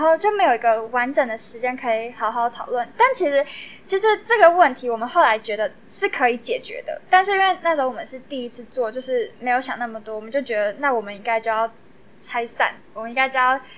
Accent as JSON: {"language": "Chinese", "region": "Taoyuan", "country": "Taiwan", "tie": "born or raised there", "said": "我也是桃园人，然后就想要做一个跟自己的家乡，呃，过去相关的历史主题这样"}